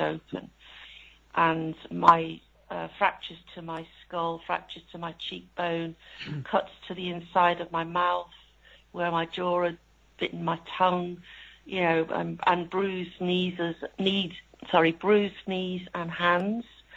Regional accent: Liverpool, North West England, United Kingdom; moved away as an adult; also born or lived in Leeds; I'm from Liverpool.

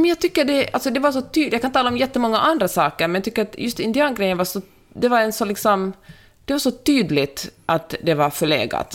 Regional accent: Finland; moved away; also born or lived in Sweden / United States; jag är ju finlandssvensk

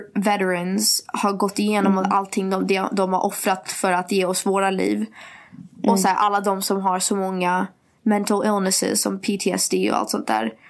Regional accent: Sweden; Att jag är svensk

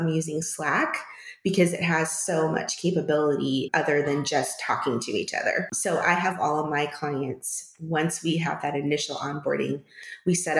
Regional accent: California, United States; moved away as an adult; also born or lived in Washington; now in Phoenix, United States; I was born in California and lived in California for most of my childhood until I was in high school

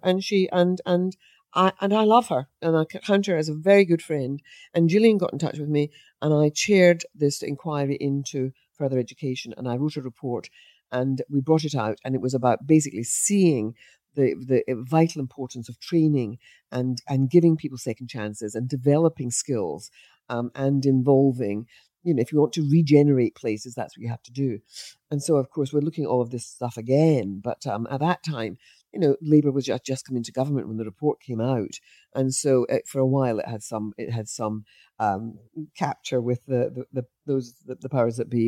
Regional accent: Scot, Scotland, United Kingdom; as a Scot

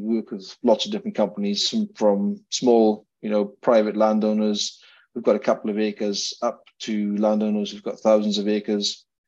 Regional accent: Wales, United Kingdom; now in Scotland, United Kingdom; I'm a Welshman

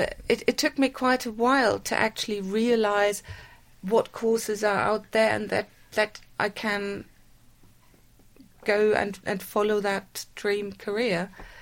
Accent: Bad Homburg, Hesse, Germany; now in United Kingdom; I grew up in Germany. Whereabouts? In a small town near Frankfurt. The small town is called Bad Homburg.

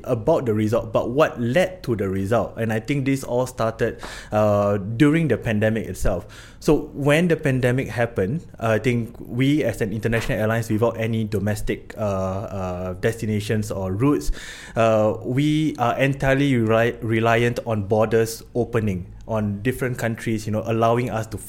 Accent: Singapore; moved away as an adult; also born or lived in Chennai, India; now in Copenhagen, Denmark; I'm from Singapore

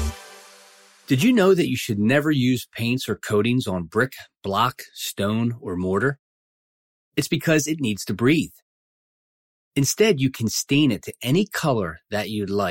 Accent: southern Pennsylvania, United States; I'm from South PA

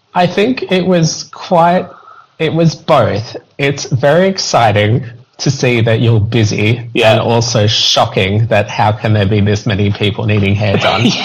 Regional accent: Australia; now in United Kingdom; I'm I'm Australian, so it's a bit different back home.

